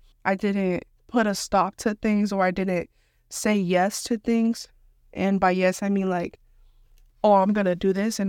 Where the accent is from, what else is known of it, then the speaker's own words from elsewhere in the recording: Houston, Texas, United States; I'm from Houston, and even I don't know my whole city.